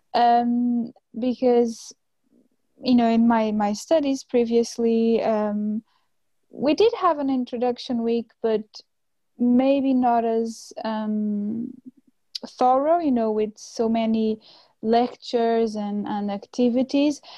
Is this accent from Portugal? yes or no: yes; Cascais, Lisbon, Portugal; moved away as an adult; now in Utrecht, Netherlands; I come from a place called Cascais, which is on the coast very close to Lisbon.